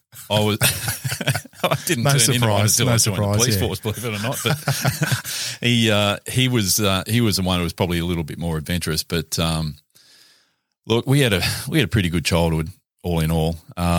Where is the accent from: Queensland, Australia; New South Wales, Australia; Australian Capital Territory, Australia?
New South Wales, Australia; Valentine; school at Valentine, and then went into the Catholic education system for high school.